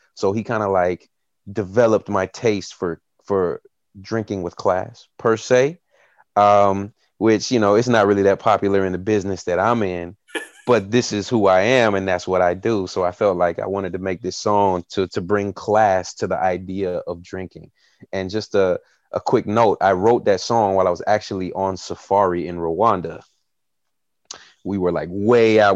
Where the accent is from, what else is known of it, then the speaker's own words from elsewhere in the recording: Tennessee, United States; I grew up in a small town in Tennessee, uh, in the Bible Belt